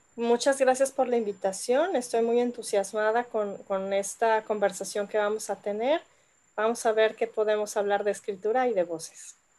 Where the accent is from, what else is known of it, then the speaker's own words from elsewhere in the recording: Yucatán, Mexico; yo que crecí en Yucatán